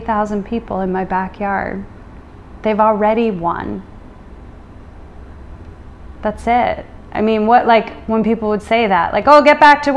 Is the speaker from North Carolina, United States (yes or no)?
no; Illinois, United States; now in New York City, United States; the peaceful sort of Americana childhood growing up in Illinois